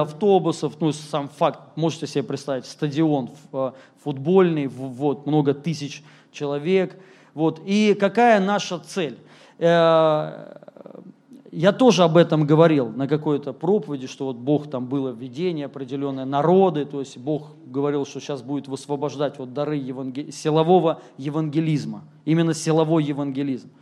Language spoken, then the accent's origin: Russian; Moscow, Russia; moved away as an adult; also born or lived in Rostov-on-Don; я сам москвич, если кто-то не знает, родился здесь.